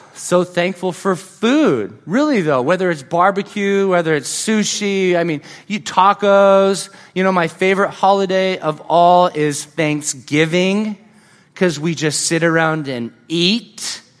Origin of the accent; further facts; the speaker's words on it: California, United States; moved away; I grew up in California